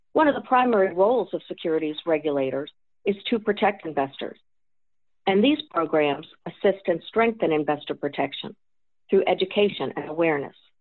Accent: West Virginia, United States; my home state of West Virginia

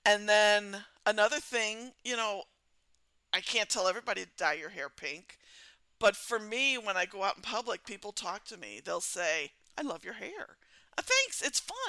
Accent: Missouri, United States; I'm from Missouri and we're known as the show me state

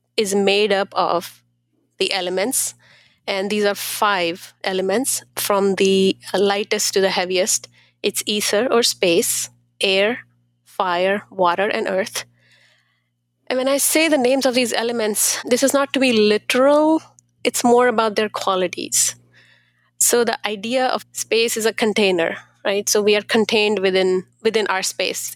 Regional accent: India; now in Columbus, United States; I am from India

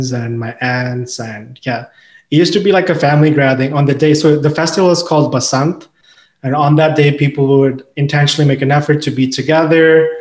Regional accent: Pakistan; born or raised there; moved away as an adult; also born or lived in China; now in Canada

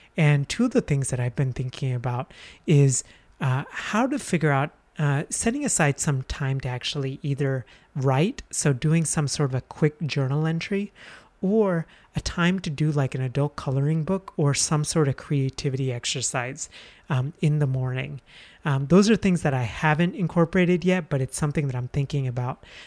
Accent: India; moved away; I'm from India

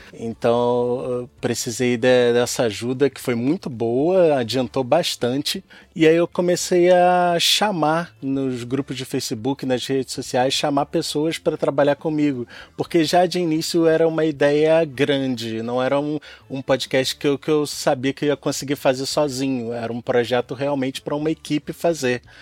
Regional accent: Rio de Janeiro, Brazil; nasci e cresci aqui no Rio de Janeiro, embora minha família seja toda do Rio Grande do Norte

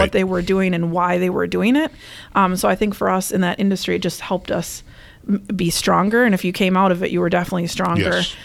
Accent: Minnesota, United States; moved away as an adult; now in Wisconsin, United States; So I am originally from Minnesota and came here to school at UW-Eau Claire

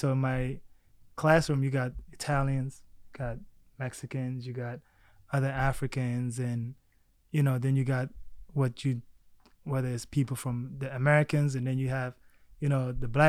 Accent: South Sudan; born there; also born or lived in Egypt / Baltimore, United States; I was born in South Sudan now. Back then it was Sudan. Lived in Egypt for about maybe 3 years. Then from Egypt, my family relocated to Baltimore, Maryland, of all places.

